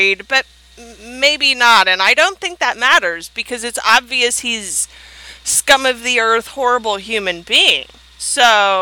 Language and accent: English; United States; I'm American